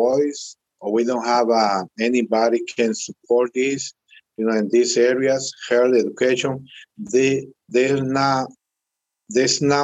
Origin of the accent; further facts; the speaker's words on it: Honduras; moved away as an adult; now in Jackson, United States; I'm from Honduras. I'm here in this area, Jackson, for over 20 years.